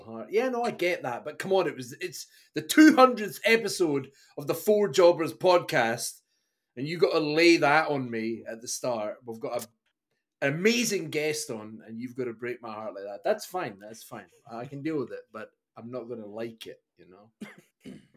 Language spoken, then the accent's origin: English; Scotland, United Kingdom; a guy growing up in Scotland